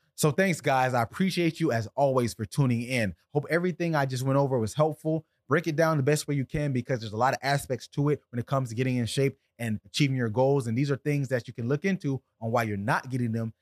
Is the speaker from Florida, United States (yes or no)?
yes; South Florida, United States; I'm from South Florida right here where I'm at in Deerfield Beach